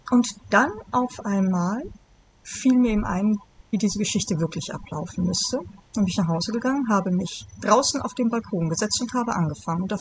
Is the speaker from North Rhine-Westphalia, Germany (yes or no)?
yes; Bonn, North Rhine-Westphalia, Germany; ich bin geboren in Bonn